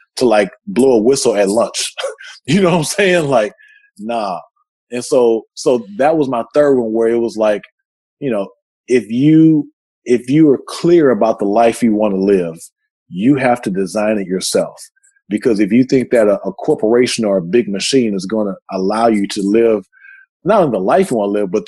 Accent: Texas, United States; I'm from Texas

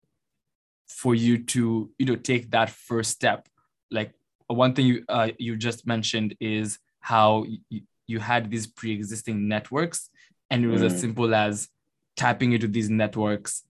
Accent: Kenya; I'm from Kenya

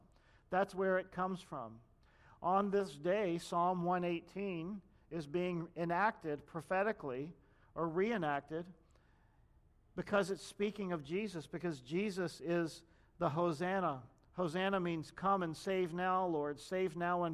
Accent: United States; as American Christians

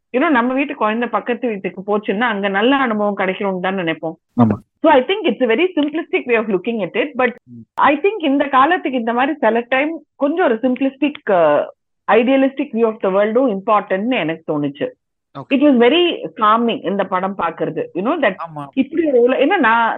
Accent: Tamil Nadu, India; moved away as an adult; now in Karnataka, India; நான் பிறந்து வளர்ந்தது எல்லாம் தமிழ்நாடு இப்ப கடைசி ஏழு வருஷமா கர்நாடகால இருக்கேன்

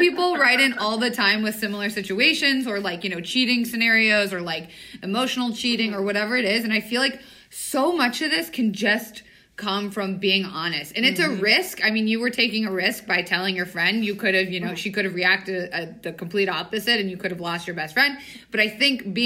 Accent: Tampa, Florida, United States; I'm from Tampa

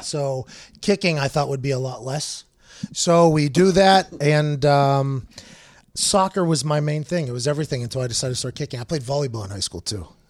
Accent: Pittsburgh, Pennsylvania, United States; I grew up in Pittsburgh playing football a lot

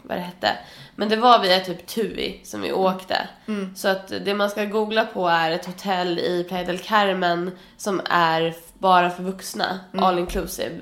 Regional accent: Sweden; jag är svensk

